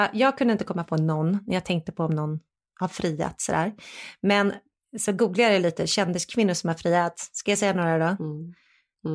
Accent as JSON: {"language": "Swedish", "country": "Sweden", "said": "jag är ju fortfarande svensk"}